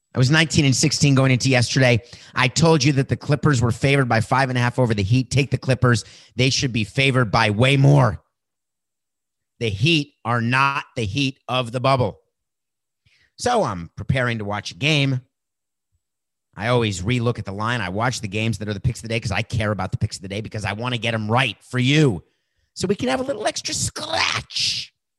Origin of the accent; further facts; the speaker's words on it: Miami, Florida, United States; my hometown team, the Miami Marlins